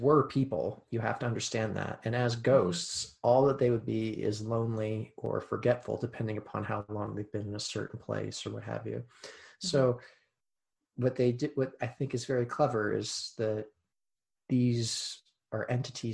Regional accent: United States; as an American

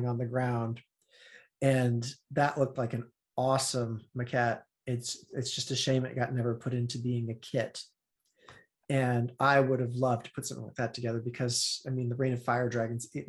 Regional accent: Kansas, United States; I grew up in Kansas

